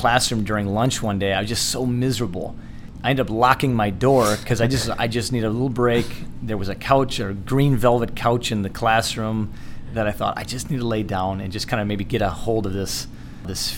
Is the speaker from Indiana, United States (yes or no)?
no; Holland, Michigan, United States; moved away as an adult; also born or lived in Israel / California; I grew up in Holland, Michigan.